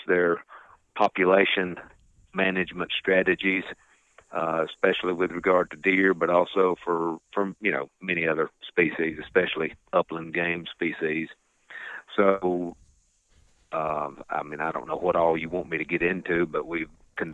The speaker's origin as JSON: {"language": "English", "region": "Piedmont of North Carolina", "country": "United States", "tie": "born or raised there", "said": "I was growing up in the Piedmont of North Carolina on a small farm"}